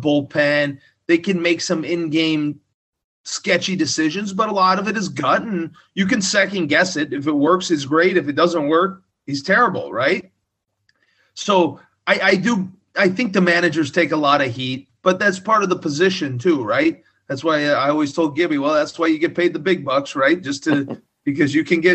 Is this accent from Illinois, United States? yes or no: yes; Southern Illinois, United States; moved away as an adult; Growing up in Southern Illinois.